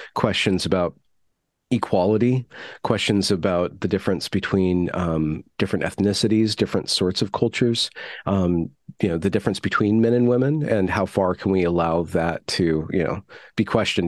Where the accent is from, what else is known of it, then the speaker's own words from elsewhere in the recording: United States; as an American growing up